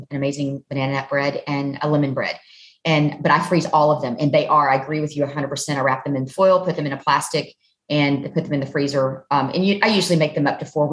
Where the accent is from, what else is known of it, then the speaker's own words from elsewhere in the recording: Southern Alabama, United States; I'm from Southern Alabama